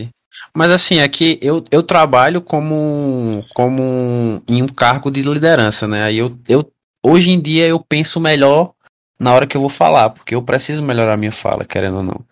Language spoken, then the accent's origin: Portuguese; Northeast Region, Brazil; eu sou do Nordeste, aí eu falo K-pop.